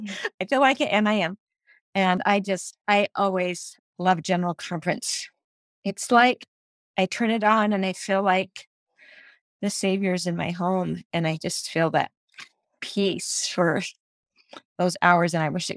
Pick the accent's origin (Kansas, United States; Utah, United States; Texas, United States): Utah, United States; Sandy; I'm from Utah, Sandy, Utah.